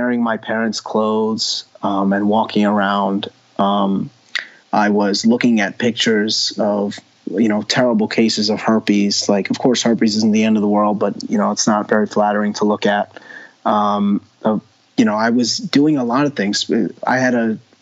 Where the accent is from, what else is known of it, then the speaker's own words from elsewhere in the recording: New York, United States; I grew up in New York.